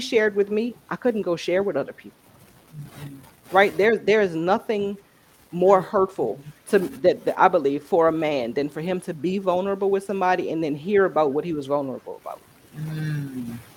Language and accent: English; New Orleans, Louisiana, United States; moved away as an adult; now in Texas, United States; we're from New Orleans. So coming through, and we're here in Texas because of Hurricane Katrina.